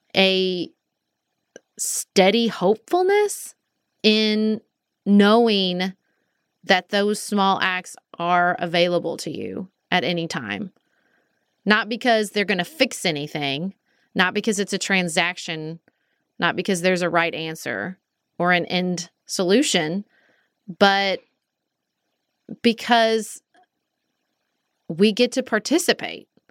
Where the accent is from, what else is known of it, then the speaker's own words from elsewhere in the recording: United States; Do I wanna keep being an American?